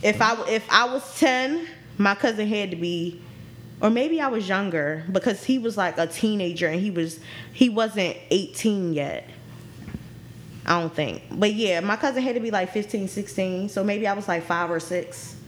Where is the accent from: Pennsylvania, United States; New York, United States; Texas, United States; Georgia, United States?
Pennsylvania, United States; Philadelphia; I'm from Philly. I'm from the city